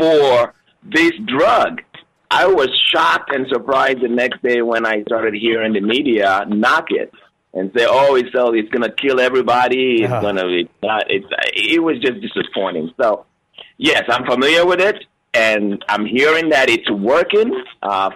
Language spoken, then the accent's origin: English; Lagos, Nigeria; now in United States; I grew up in Lagos, Nigeria. I was born in Lagos, Nigeria